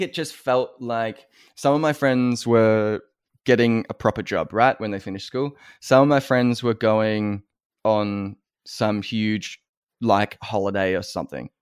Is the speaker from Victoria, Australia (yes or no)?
yes; Wangaratta, Anglesea and Geelong, Victoria, Australia; as an Australian